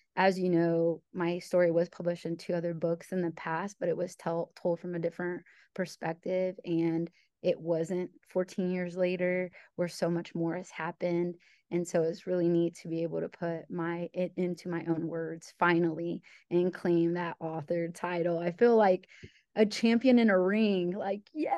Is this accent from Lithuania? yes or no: no; Illinois, United States; moved away; also born or lived in New York / Ohio; I'm originally from Illinois, so I'm a Midwesterner